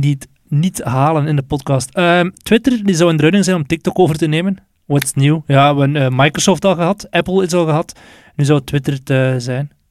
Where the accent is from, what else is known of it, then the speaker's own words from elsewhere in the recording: Belgium; wij nu als Belg